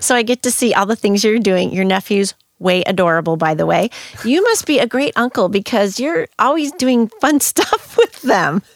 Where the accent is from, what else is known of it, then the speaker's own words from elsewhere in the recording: St. Louis, Missouri, United States; also born or lived in Spain; I'm from the middle of the United States